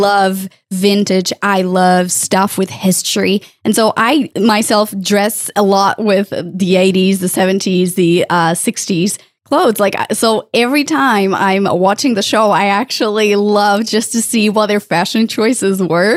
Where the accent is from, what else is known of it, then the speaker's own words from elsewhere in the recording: Portugal; moved away; I'm originally from Portugal and I lived close to the border with Spain.